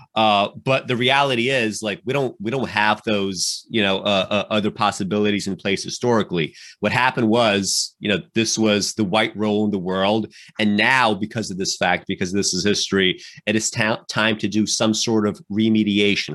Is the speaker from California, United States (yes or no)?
no; New York City, New York, United States; I grew up in New York City uh, uh, in the 90s and the 2000s and, and the 2010s